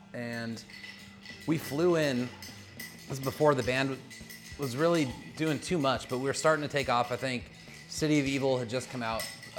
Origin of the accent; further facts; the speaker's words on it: Olympia, Washington, United States; born there; Yeah, man, I was born in Olympia and I've never been up in the Space Needle.